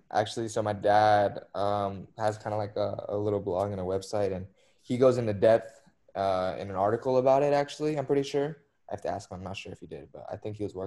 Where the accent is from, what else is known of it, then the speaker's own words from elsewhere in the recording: Dallas, Texas, United States; moved away; my hometown team, which is Dallas